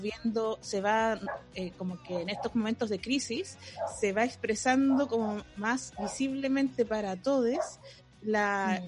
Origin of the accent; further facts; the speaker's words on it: Chile; no sé si hay algo que nos una como chilenos